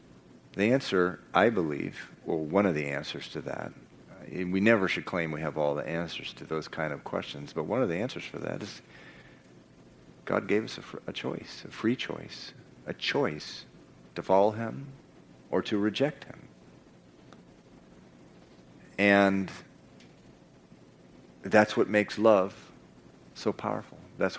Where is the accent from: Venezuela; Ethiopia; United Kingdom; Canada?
Venezuela; I spent part of my growing up in Venezuela, and some of the decisions that have been coming from the rulers of that country are just so crazy.